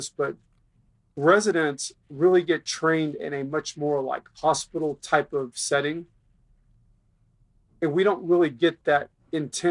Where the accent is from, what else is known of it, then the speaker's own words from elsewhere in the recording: Garland, Texas, United States; also born or lived in Miami, Florida; I grew up in Garland, so I'm a native of the DFW area.